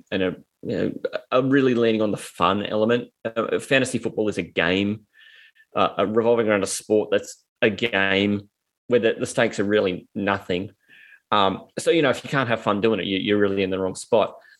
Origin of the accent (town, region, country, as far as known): Australia